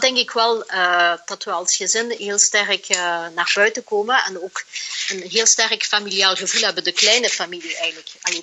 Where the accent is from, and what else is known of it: Flanders, Belgium; moved away as an adult; now in Singapore